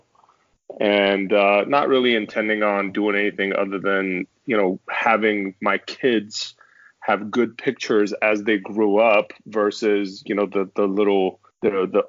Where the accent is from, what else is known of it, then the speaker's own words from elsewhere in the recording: Austin, Texas, United States; also born or lived in Middle East / Phoenix; now in Houston, United States; I grew up in the Middle East, and I grew up in the Austin area from about 88 to about 2005